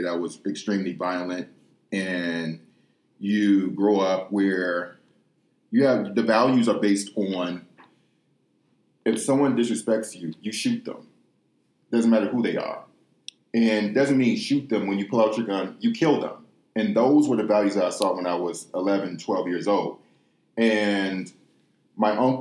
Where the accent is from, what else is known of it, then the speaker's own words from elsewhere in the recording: Detroit, Michigan, United States; moved away as an adult; also born or lived in Ukraine / Russia; I grew up in inner city Detroit, west side of Detroit, Michigan.